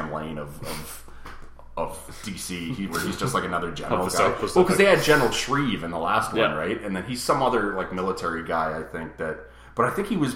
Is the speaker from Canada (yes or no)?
yes; Canada; we're Canadian